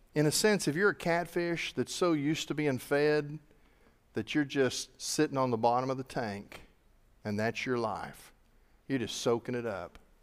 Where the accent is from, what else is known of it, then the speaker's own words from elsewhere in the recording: United States; I'm a Christian before I'm an American. But I'm an American by the sovereign decision of God